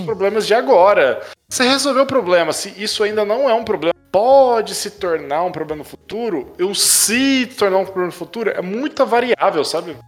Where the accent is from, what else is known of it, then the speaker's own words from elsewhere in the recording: Brazil; a gente é brasileiro